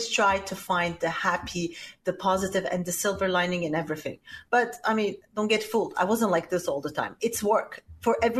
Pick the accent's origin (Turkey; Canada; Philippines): Turkey; also born or lived in Lebanon / Switzerland / Italy; now in New York, United States; raised in Turkey